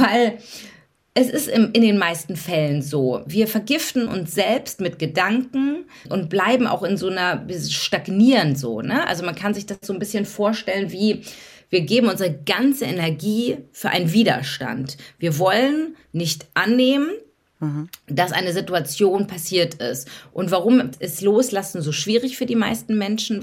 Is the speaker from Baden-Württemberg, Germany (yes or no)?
no; Hamburg, Germany; now in Berlin, Germany; Deswegen bin ich äh, durch und durch Berlinerin, obwohl ich eigentlich Hamburgerin bin